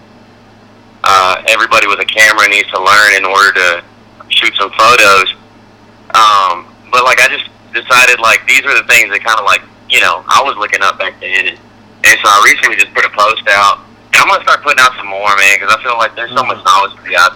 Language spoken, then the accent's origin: English; Texas, United States; moved away as an adult; also born or lived in Boston / Nashville; Texas, like, you know, I spent the first 18 years of my life there, and I still miss it and I love it